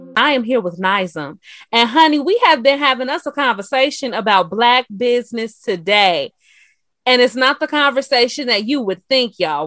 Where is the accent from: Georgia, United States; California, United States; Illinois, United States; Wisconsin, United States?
Illinois, United States; Chicago; also born or lived in Matteson, Illinois; And I uh I was on the south side, you know, that's where I was born and raised.